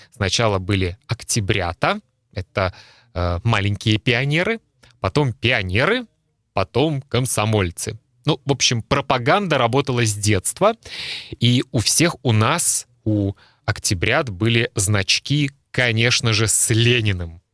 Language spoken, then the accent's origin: Russian; Kaliningrad, Kaliningrad Oblast, Russia; Я родился в Калининграде и жил в Калининграде